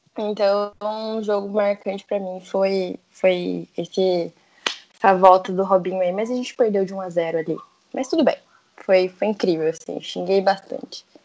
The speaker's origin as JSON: {"language": "Portuguese", "region": "São Paulo", "country": "Brazil", "tie": "born or raised there", "moved": "yes", "lives_now": "Campinas, Brazil", "said": "Eu nasci em território inimigo, lá em São Paulo, em Itaquera"}